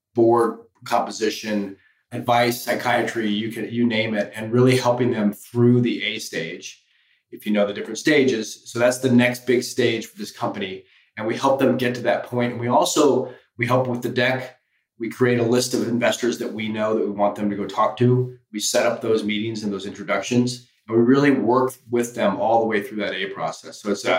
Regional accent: Colorado, United States; moved away as an adult; also born or lived in Michigan / Paris / Los Angeles; I grew up in Colorado.

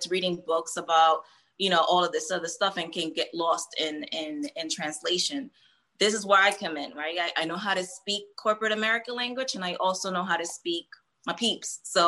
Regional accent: Hoboken, New Jersey, United States; also born or lived in Puerto Rico / New York / Philadelphia; I was born in PR and I was raised in Hoboken, then New York, then we moved to Philly.

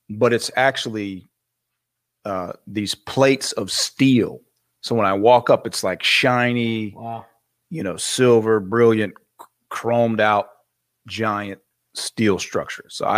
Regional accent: North Florida, United States; also born or lived in California; I grew up in North Florida

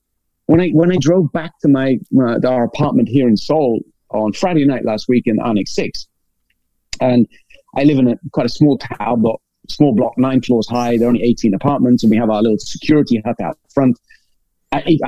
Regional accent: England, United Kingdom; I'm English

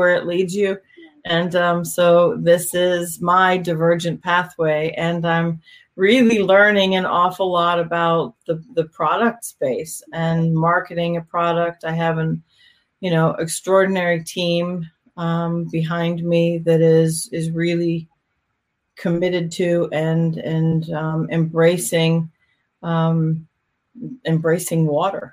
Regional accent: Pennsylvania, United States; also born or lived in Miami; now in North Carolina, United States; I grew up in Pennsylvania

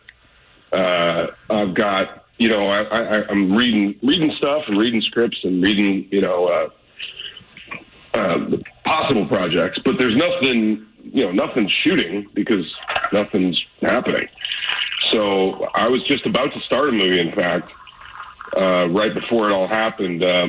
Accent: St. Louis, Missouri, United States; I grew up in North County, so I'm kind of an odd duck.

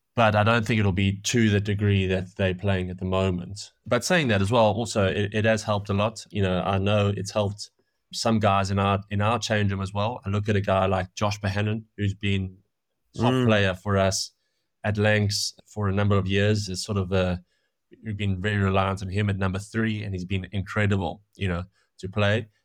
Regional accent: South Africa; moved away as an adult; also born or lived in Manchester; now in England; growing up in South Africa

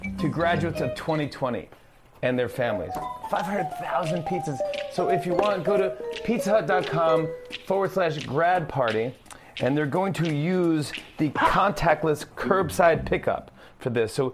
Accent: New York, United States; I'm from New York, born and raised in New York

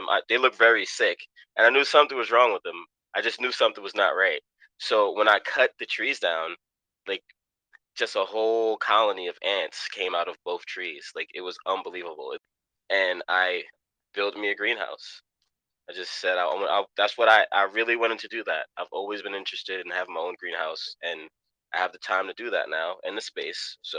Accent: New York City, New York, United States; now in Pennsylvania, United States; Um, I come from Queens, Jamaica, New York, Southside Jamaica. I was born in 1986. Um, my mom is Cuban. I mean, my dad is Cuban. My mom is West Indian

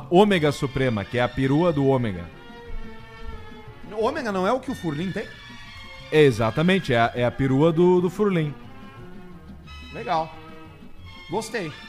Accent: Belo Horizonte, Minas Gerais, Brazil; Sou de BHZ. Belo Horizonte.

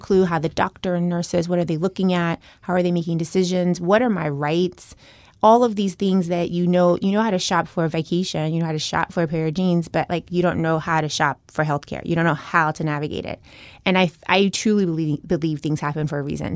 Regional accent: Chattanooga, Tennessee, United States; moved away as an adult; also born or lived in Boston; I grew up in Tennessee, very small town

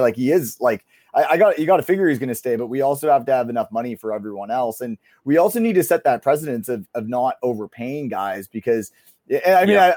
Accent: Kitchener, Ontario, Canada; I grew up in Kitchener, Ontario

